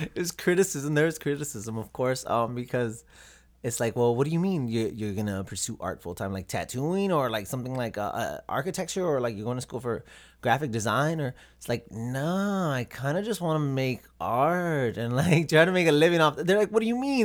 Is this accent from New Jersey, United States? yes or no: no; Robstown, Texas, United States; moved away as an adult; also born or lived in Corpus Christi, Texas; now in Minnesota, United States; Born and raised in Robstown, Texas. Born in Corpus, Corpus Christi, but raised in Robstown.